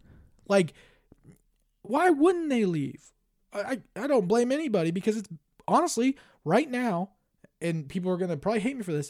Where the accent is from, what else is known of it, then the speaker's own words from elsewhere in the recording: New York, United States; I am from New York, but somehow West Virginia has always felt like home.